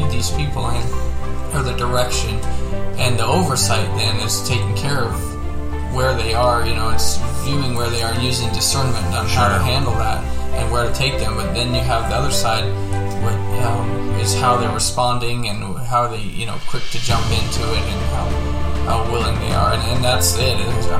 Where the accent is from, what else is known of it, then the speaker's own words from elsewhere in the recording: Wyoming, United States; also born or lived in Colorado; I grew up in Wyoming in Colorado and have seven brothers and sisters, and we moved around a lot when I was a kid and as we were growing up.